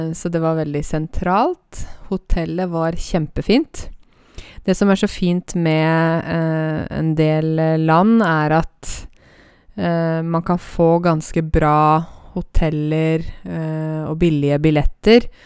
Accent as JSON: {"language": "Norwegian", "town": "Åmot", "region": "Buskerud", "country": "Norway", "tie": "born or raised there", "said": "Åmot, der jeg kommer fra"}